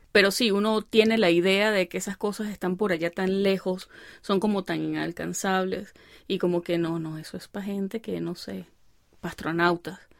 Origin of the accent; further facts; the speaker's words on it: Venezuelan Andes, Venezuela; accent: gocho; moved away; mi gocho